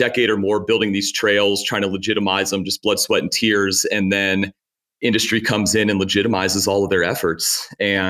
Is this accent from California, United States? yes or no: no; Virginia, United States; moved away as an adult; also born or lived in Michigan / Lake Tahoe / Carson City, Nevada; now in Ely, United States; I grew up in Virginia